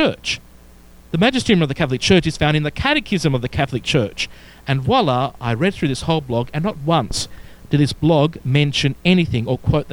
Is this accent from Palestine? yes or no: no; Melbourne, Victoria, Australia; accent: Australian; moved away; pastor of a wonderful church and community in Melbourne, Victoria, Australia, as you can tell by my accent